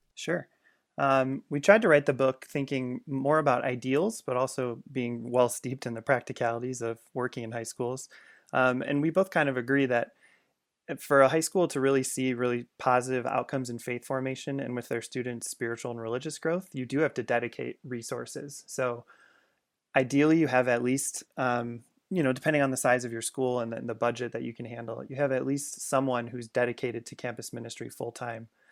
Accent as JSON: {"language": "English", "area": "Chicago suburbs", "region": "Illinois", "country": "United States", "tie": "born or raised there", "said": "I grew up in the Chicago suburbs"}